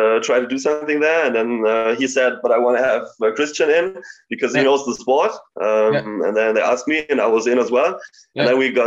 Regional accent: Bielefeld, North Rhine-Westphalia, Germany; I'm from Bielefeld

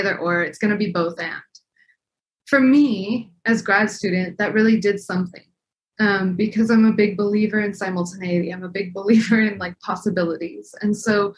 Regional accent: El Paso, Texas, United States; also born or lived in Scotland; now in Arizona, United States

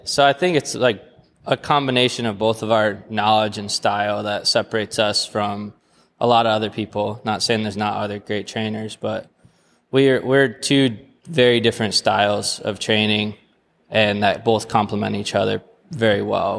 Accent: Jackson County, Michigan, United States; I'm from Jackson County.

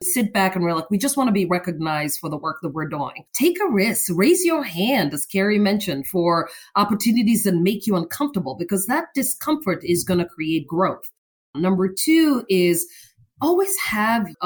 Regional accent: Kenya; moved away; Born and raised in Kenya

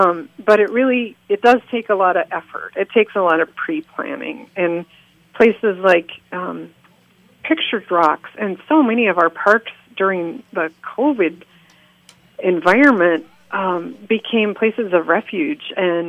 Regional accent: Northwest Oregon, United States; moved away as an adult; also born or lived in Montana / Alaska; now in Upper Peninsula of Michigan, United States; how I got from Northwest Oregon, where I grew up, to here in the Upper Peninsula of Michigan.

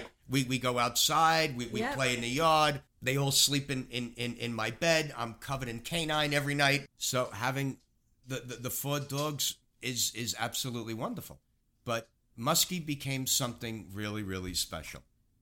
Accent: Queens, New York, United States; I grew up in apartments in Queens. We were never able to have dogs.

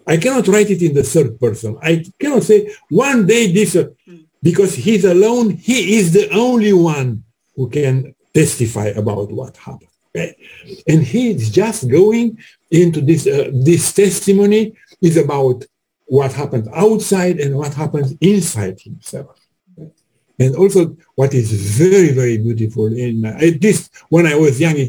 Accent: Bucharest, Romania; moved away; I'm from Bucharest

